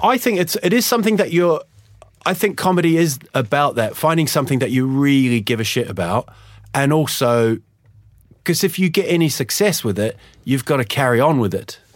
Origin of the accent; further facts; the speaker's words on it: Huddersfield, Yorkshire and the Humber, United Kingdom; now in Sweden; I was born in Huddersfield in, in England, and uh, just sort of went back there